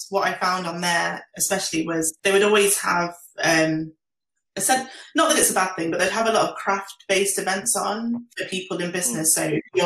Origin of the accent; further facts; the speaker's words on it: Nottingham, East Midlands, United Kingdom; I grew up in Nottingham